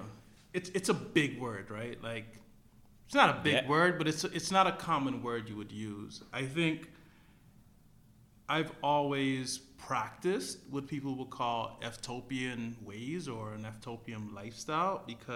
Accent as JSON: {"language": "English", "country": "Guyana", "said": "where I'm from Guyana"}